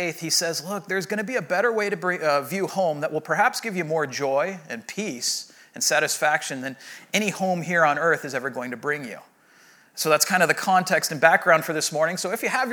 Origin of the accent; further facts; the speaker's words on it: Rancho Santa Margarita, California, United States; I grew up in Rancho Santa Margarita, and my mom still lives in the home that I grew up